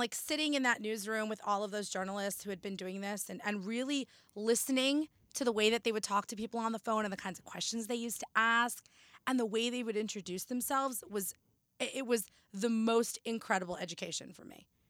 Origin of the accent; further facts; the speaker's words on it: New Jersey, United States; also born or lived in Boston; born and raised in Jersey, I still live in Jersey